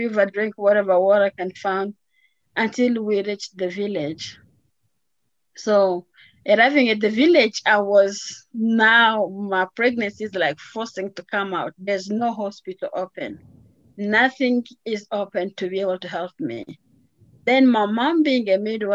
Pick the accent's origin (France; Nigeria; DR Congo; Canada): DR Congo; moved away as an adult; also born or lived in Atlanta, Georgia; now in Colorado, United States; I was born in the Democratic Republic of Congo, which is in the middle of Africa